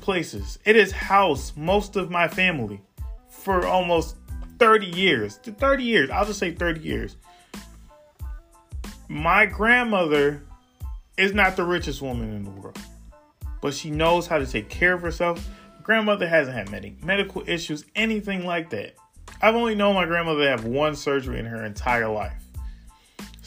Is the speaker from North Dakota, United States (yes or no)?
no; New York City, New York, United States; I am from far Rockaway, Queens, New York